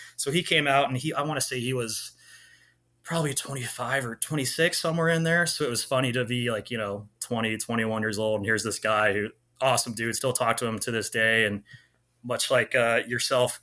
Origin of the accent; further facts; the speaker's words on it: Clovis, California, United States; moved away as an adult; also born or lived in San Luis Obispo, California / Irvine, California / Georgia; I grew up in Clovis, California